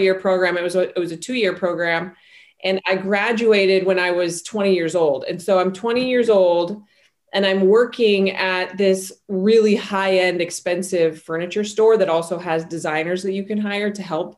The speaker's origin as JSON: {"language": "English", "town": "Salt Lake City", "region": "Utah", "country": "United States", "tie": "born or raised there", "said": "I grew up in Salt Lake City, Utah"}